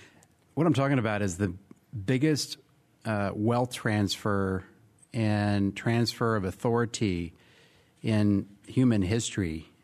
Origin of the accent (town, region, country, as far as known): Texas, United States; born or raised there